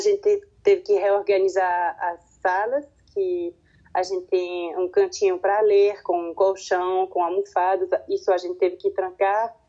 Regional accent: French-speaking Switzerland, Romandy, Switzerland; first language French; Portuguese is a second language; a minha língua materna é francês. Certo. Eu cresci aqui na Suíça, na parte que fala francês

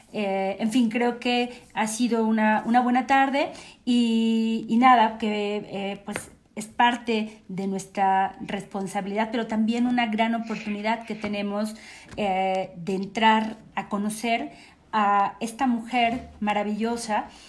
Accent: State of Mexico, Mexico; como mexicanos y particularmente como mexiquenses

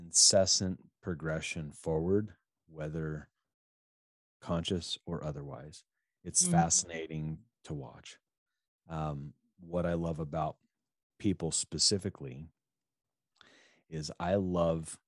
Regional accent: middle part of the United States, Midwest, United States; we're both American, we're both basically from the same middle part of the country

